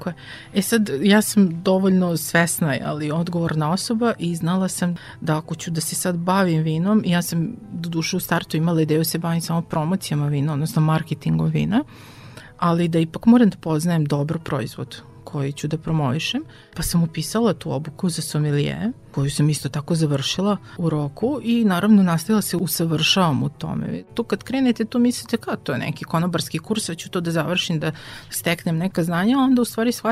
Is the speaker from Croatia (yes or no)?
no; Sombor, Vojvodina, Serbia; ja imam vinski pedigre, a to je zato što sam rođena u Somboru